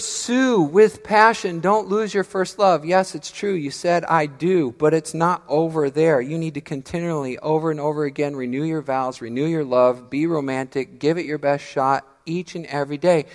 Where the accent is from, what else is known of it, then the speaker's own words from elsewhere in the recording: Missouri, United States; now in Midland, United States; I'm from Missouri